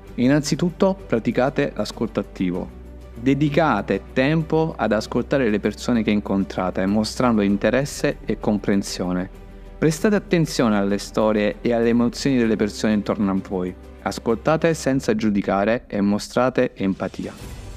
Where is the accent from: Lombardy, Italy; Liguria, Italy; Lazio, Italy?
Lazio, Italy; Gaeta; ero a Gaeta, una piccola città di mare, nonché la mia città natale